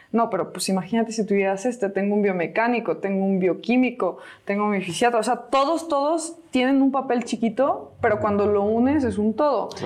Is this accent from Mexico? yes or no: yes; Celaya, Guanajuato, Mexico; moved away; cada que vengo a mi ciudad. Me siento bien cobijada, me siento feliz aquí en mi tierra